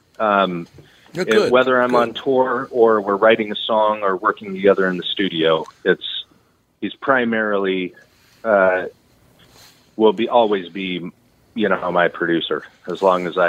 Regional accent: Redding, California, United States; also born or lived in Texas / Nashville; I grew up in Redding

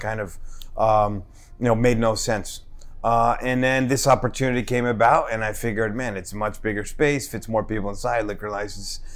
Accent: Newark, New Jersey, United States; I was born and raised in Newark.

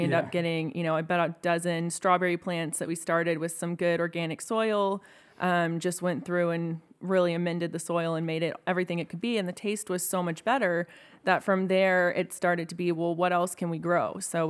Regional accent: Houston, Texas, United States; also born or lived in Austin, Texas; I grew up in Houston.

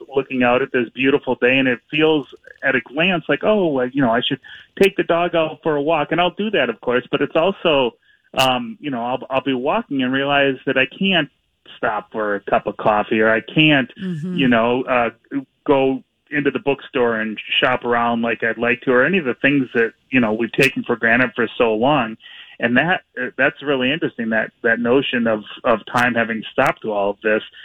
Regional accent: Minneapolis, Minnesota, United States; I grew up here in Minneapolis and mm-hmm. and have lived here for just about my whole life

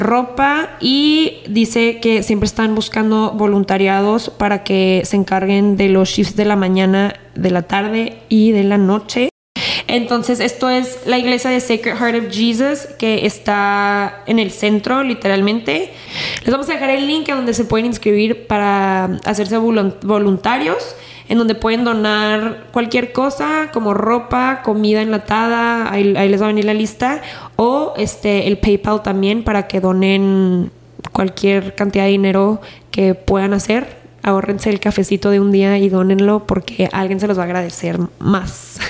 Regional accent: El Paso, Texas, United States; also born or lived in Ciudad Juárez, Mexico; somos de El Paso Juárez

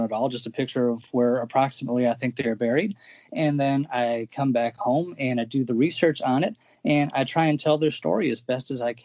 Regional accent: Chicago, Illinois, United States; I grew up in Chicago on the north side

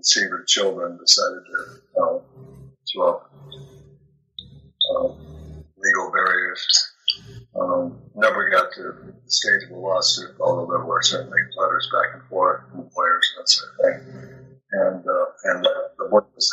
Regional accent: Minneapolis, Minnesota, United States; growing up in Minneapolis

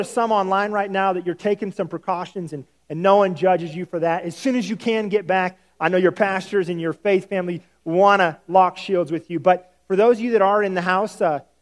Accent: the South, United States; I'm from the South, and we value hospitality

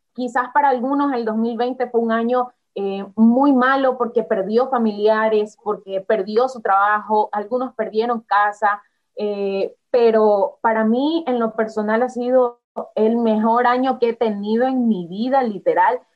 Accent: Guayaquil, Guayas, Ecuador; soy de Ecuador guayaquileña, como decimos acá, más guayaquileña que el encebollado y el bolón

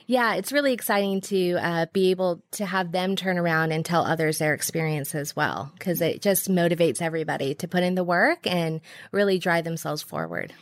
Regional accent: Bay Area, California, United States; moved away; I'm from the Bay Area

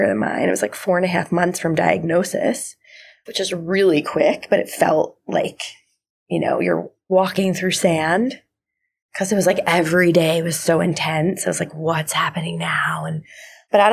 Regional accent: New Jersey, United States; moved away; I'm from New Jersey originally

